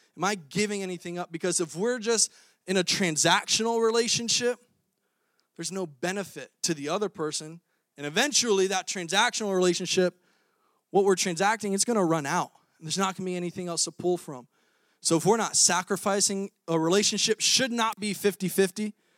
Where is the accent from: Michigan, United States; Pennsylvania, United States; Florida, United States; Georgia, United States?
Florida, United States; moved away as an adult; now in Iowa, United States; I'm a Florida boy, twenty-six years, born and raised in Florida. And now I'm in Iowa in the frozen tundra